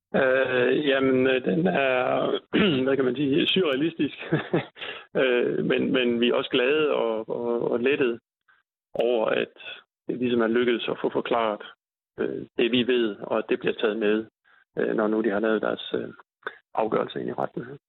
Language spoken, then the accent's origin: Danish; North Jutland, North Denmark Region, Denmark; jeg er fra Nordjylland